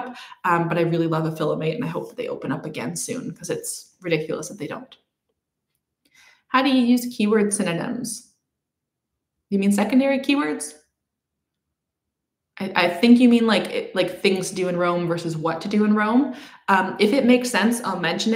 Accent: Canada; I'm Canadian

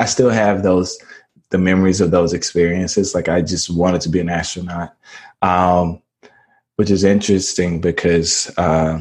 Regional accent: Mississippi, United States; born and raised in Mississippi

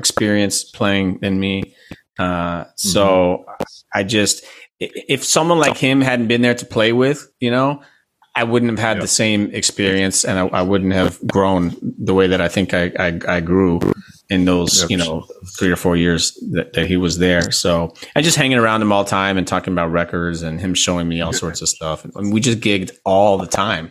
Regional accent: Miami, Florida, United States; moved away as an adult; also born or lived in New York; New York kind of freaked me out because I was from Miami

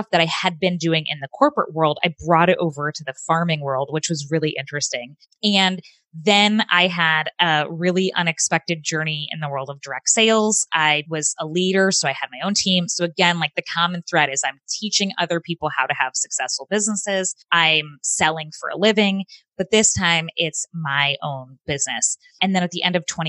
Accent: Phoenix, Arizona, United States; I grew up in Phoenix, Arizona.

